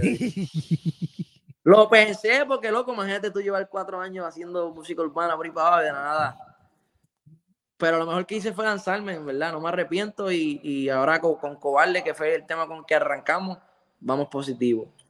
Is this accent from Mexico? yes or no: no; Lares, Puerto Rico; tocaba un festival en Lare, en mi pueblo